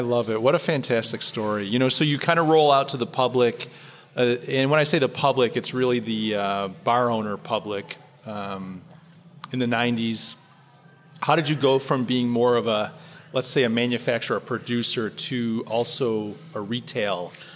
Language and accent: English; New York, United States; as a New Yorker